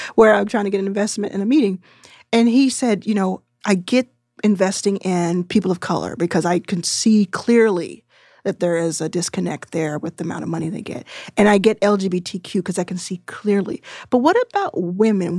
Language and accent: English; Texas, United States; I'm from Texas and didn't go to college